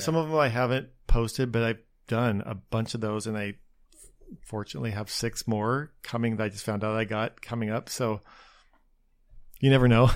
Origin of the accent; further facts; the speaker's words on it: Spokane, Washington, United States; moved away as an adult; also born or lived in Seattle, United States / Los Angeles, United States / New York, United States; now in Long Beach, United States; I grew up outside of Spokane, or, and it was just itty bitty little town